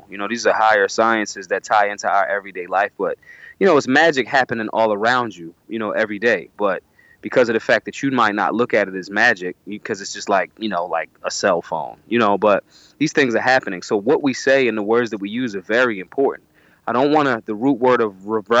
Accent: Philadelphia, Pennsylvania, United States; I'm from North Philly. You know, I've moved around all parts of Philadelphia in my youth. You know, but I'm originally from North Philadelphia

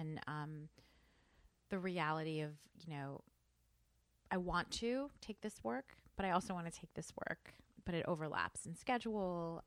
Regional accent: New York, United States; also born or lived in New Jersey; I grew up in New York, you know, coming into the city

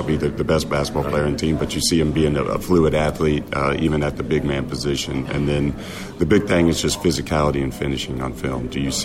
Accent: northeast Kansas, United States; moved away as an adult; also born or lived in Houston; now in Greenville, United States; Born and raised in Kansas, small town northeast Kansas, so my whole family's still there

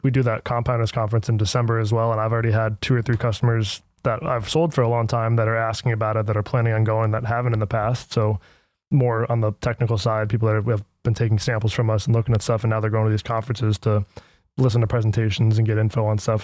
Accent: United States; being American

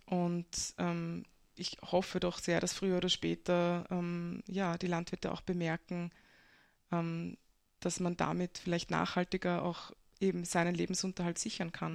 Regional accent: Breitenfurt bei Wien, Lower Austria, Austria; moved away as an adult; also born or lived in Vienna; now in Kobersdorf, Austria; ich bin geboren in Wien und aufgewachsen in Brettenfurt bei Wien

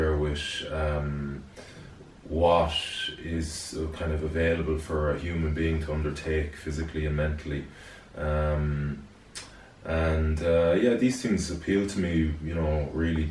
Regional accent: Galway, Connacht, Ireland; I'm from Galway originally, from Renmore. I went to the Bish. I graduated the Bish in 1998

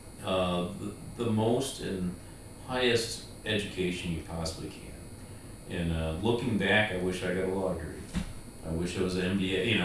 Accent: United States; as an American

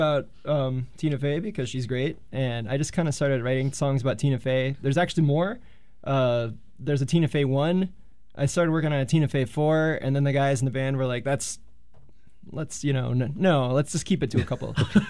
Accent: California, United States; But it was like, I'm from California. And, you know, ska in California is always kind of a real thing.

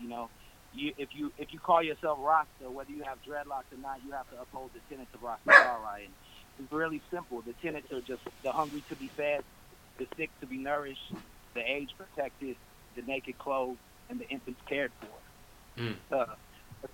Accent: Anaheim, California, United States; now in Long Beach, United States; I grew up in Anaheim, in the Anaheim Hills

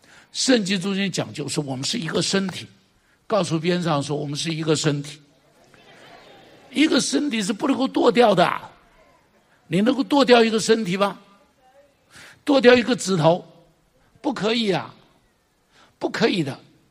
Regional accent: China; 你看我们中国人讲侠，对不对？

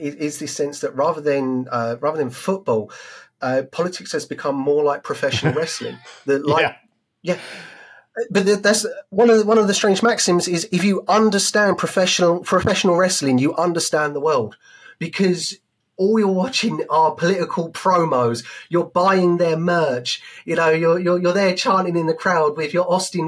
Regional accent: United Kingdom; as a British man in the UK

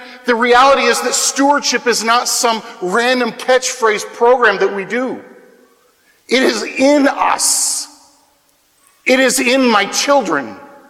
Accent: Wichita, Kansas, United States; I come from the Wichita Diocese, Wichita, Kansas, which is an incredibly blessed place.

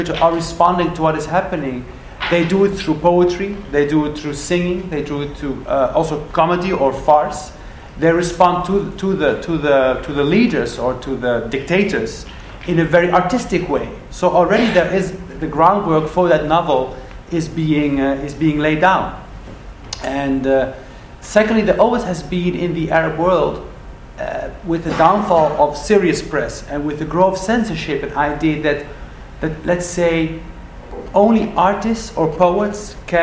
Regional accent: Netherlands; I grew up in the Netherlands

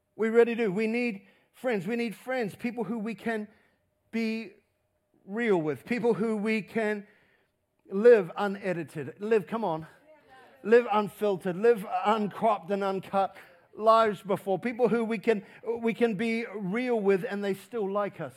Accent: New Zealand; we're a Kiwi

